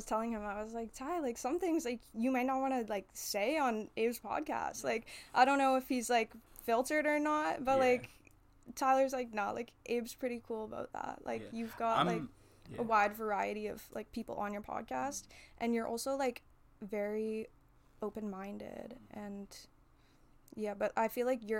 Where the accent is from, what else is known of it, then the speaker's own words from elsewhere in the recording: Canada; I was born in Canada